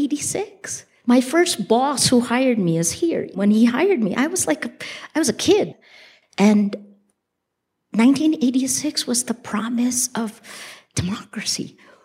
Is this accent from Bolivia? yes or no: no; Philippines; moved away; And I chose the Philippines.